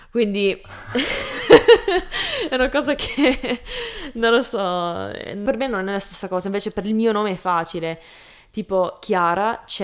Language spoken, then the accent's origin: Italian; Canada; accent: Canadian; Italian is a second language; perché poi non lo dico perfettamente all'italiana perché ho un accento tra quello, can- quello canadese e quello italiano